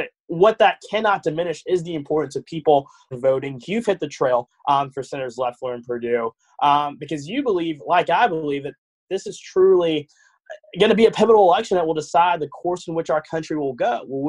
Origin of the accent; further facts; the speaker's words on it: Georgia, United States; I've been active, of course, here in my home state of Georgia.